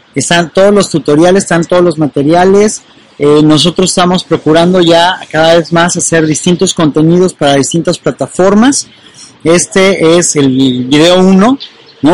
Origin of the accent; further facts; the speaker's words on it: Mexico; en mi país, en México